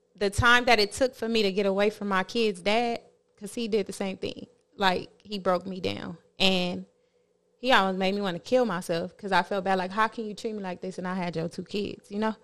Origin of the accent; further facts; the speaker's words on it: Compton, California, United States; I'm from Compton